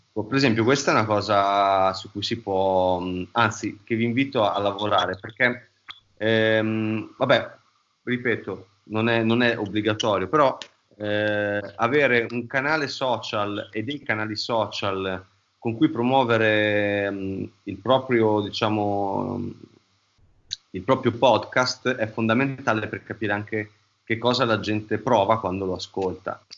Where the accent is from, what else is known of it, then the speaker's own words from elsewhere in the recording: Emilia-Romagna, Italy; accent: Romagnolo; noi veniamo uno tra, una delle terre più belle del mondo, che è la Romagna, ehm, però diciamo che abbiamo un accento che ci ingrassa molto la lingua e che si sente praticamente, ogni cosa che diciamo, si sente che siamo romagnoli.